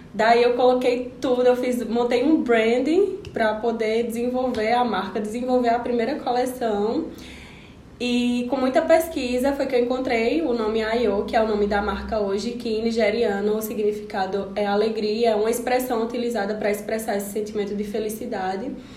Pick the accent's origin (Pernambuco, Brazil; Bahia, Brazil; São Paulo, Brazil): Pernambuco, Brazil; Serra Talhada; moved away as an adult; now in Caruaru, Brazil; Eu sou de Serra Talhadense e vim para Caruaru para estudar